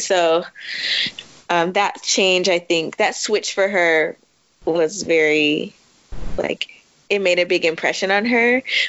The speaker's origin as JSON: {"language": "English", "town": "Washington", "region": "District of Columbia", "country": "United States", "tie": "born or raised there", "said": "I grew up in Washington, D.C., DMV, in a very black neighborhood."}